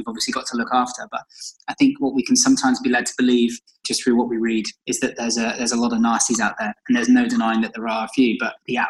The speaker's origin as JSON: {"language": "English", "town": "Shrewsbury", "region": "West Midlands", "country": "United Kingdom", "tie": "born or raised there", "also_born_or_lived": "London", "moved": "as an adult", "said": "my hometown in Shrewsbury"}